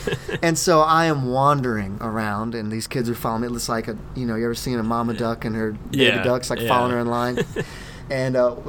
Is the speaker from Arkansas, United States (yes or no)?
no; Kentucky, United States; moved away as an adult; also born or lived in Maine; I grew up in Kentucky